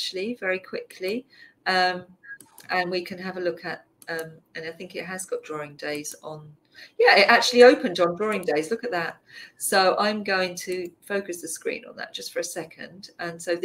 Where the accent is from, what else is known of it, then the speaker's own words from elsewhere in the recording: London, United Kingdom; I grew up in Southeast London